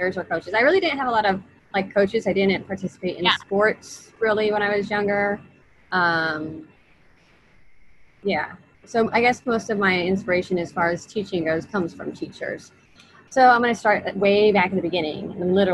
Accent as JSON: {"language": "English", "town": "Omaha", "region": "Nebraska", "country": "United States", "tie": "born or raised there", "said": "I am a native of Omaha, North Omaha"}